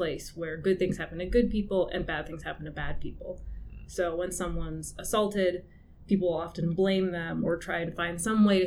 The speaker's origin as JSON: {"language": "English", "town": "Clarkston", "region": "Michigan", "country": "United States", "also_born_or_lived": "Pontiac, Michigan / Albion, Michigan", "moved": "as an adult", "lives_now": "St. Catharines, Canada", "said": "I'm from Clarkston, Michigan originally, which is just north of Detroit"}